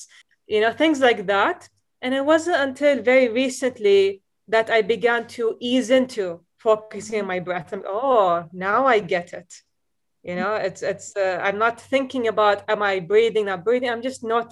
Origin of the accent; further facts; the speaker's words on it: Dubai, United Arab Emirates; moved away as an adult; also born or lived in Boston; growing up in Dubai, so, you know, we're exposed to different kinds of media